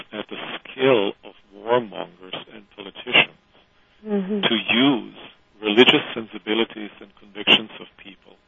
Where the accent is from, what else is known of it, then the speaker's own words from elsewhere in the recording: Croatia; I come from Croatia